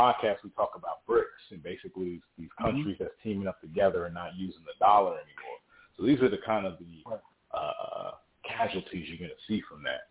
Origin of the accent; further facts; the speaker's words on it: North New Jersey, United States; moved away; I'm originally from North New Jersey